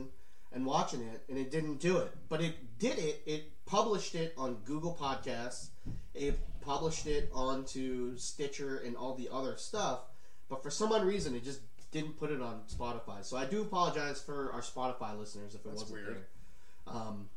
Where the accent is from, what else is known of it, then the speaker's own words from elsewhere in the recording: Maui, Hawaii, United States; moved away; my hometown of Maui